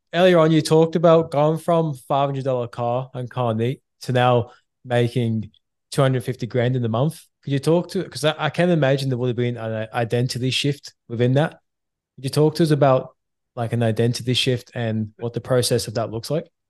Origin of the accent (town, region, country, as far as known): England, United Kingdom